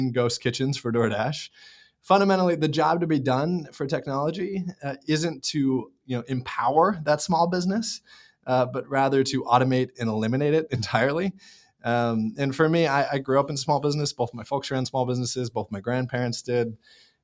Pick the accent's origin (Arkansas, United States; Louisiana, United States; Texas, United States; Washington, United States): Washington, United States; Seattle; I grew up in Seattle area